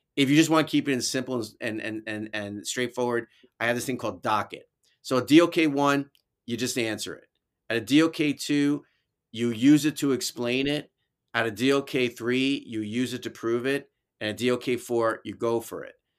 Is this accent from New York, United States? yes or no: yes; New York City, New York, United States; accent: New York; moved away; also born or lived in Albany, New York; my New York accent, 'cause I was from the city originally